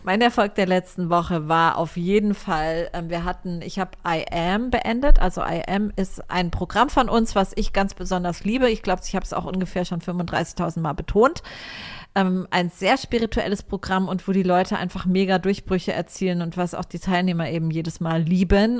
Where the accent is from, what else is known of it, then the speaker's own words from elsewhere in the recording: Germany; now in Cyprus; als Deutscher